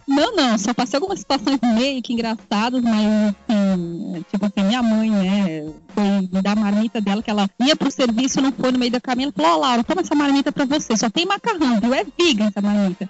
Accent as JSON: {"language": "Portuguese", "region": "São Paulo", "country": "Brazil", "tie": "born or raised there", "said": "eu sou de São Paulo, nasci, fui criada aqui"}